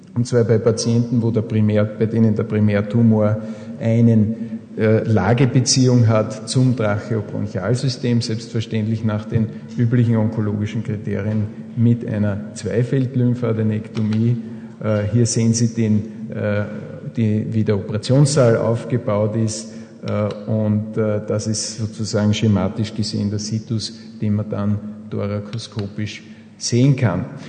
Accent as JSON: {"language": "German", "country": "Austria", "said": "bei uns in Österreich"}